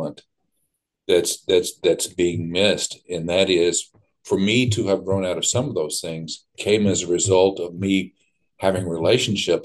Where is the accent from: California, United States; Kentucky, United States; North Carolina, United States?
Kentucky, United States; Southeast; I was raised in Southeast Kentucky, and I'm a proud hillbilly